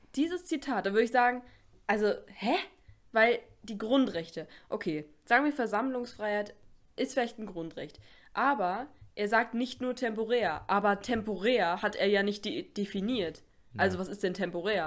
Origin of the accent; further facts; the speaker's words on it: Germany; dass wir hier geboren wurden in Deutschland